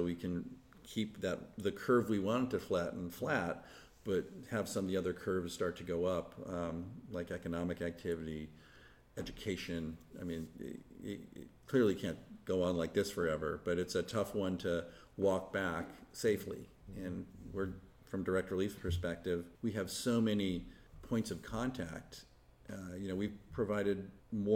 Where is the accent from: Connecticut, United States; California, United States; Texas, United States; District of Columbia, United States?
California, United States; Palo Alto; also born or lived in Wisconsin / Thailand; we rented a little house in Palo Alto, which at the time was a small, sleepy college town. So when my dad was killed, we ended up staying in Palo Alto. So that's where I grew up